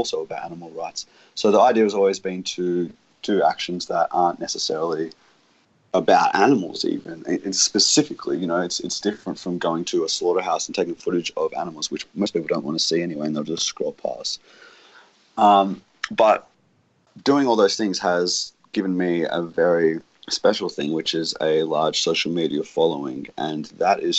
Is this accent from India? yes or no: no; Australia; my home country, Australia